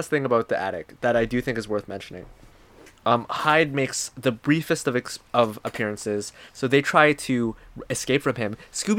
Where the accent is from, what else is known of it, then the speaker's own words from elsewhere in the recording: Thailand; We grew up in Thailand, and I also grew up in other